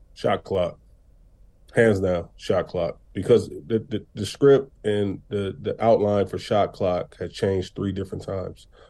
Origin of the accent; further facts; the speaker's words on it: Racine, Wisconsin, United States; my hometown, Racine, Wisconsin